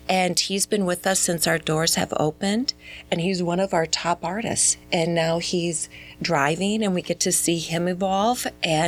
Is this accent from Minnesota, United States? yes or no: yes; Minnesota, United States; now in Mesquite, United States; No, we're originally from Minnesota, and I am very proud of that.